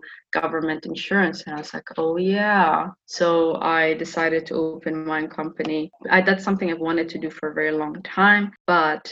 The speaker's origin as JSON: {"language": "English", "town": "Buffalo", "region": "New York", "country": "United States", "moved": "as an adult", "lives_now": "Shanghai, China", "said": "I'm from Buffalo, New York, a very cold place"}